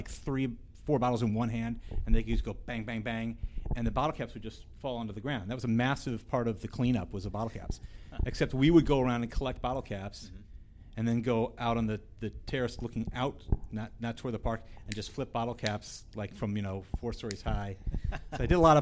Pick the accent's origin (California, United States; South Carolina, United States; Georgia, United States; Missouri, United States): Missouri, United States; St. Louis; I grew up in St. Louis